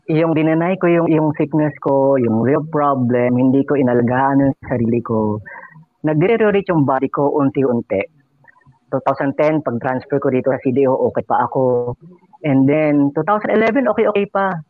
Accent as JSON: {"language": "Tagalog", "town": "Quezon City", "region": "Metro Manila", "country": "Philippines", "tie": "born or raised there", "also_born_or_lived": "Bulacan", "moved": "as an adult", "lives_now": "Mindanao, Philippines", "said": "na taga dyan ako. I was born in Quezon City. And ngayon, ang family ko nasa Bulacan at QC. Pero ngayon, nag adventure ako dito sa Mindanao"}